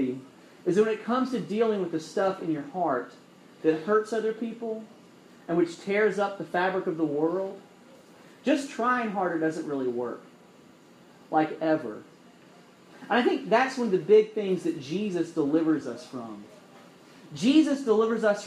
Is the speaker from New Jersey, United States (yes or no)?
no; Alabama, United States; now in North Carolina, United States; I'm from Alabama